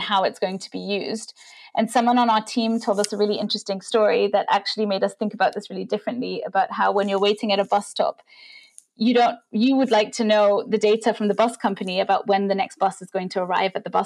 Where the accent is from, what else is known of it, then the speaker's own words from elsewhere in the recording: India; moved away; I grew up in India